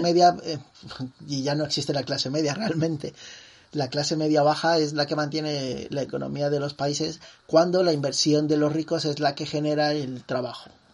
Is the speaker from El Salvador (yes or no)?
no; Mexico; como mexicanos